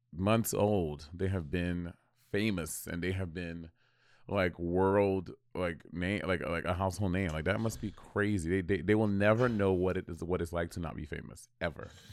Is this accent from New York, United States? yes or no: yes; New York City, New York, United States; born or raised there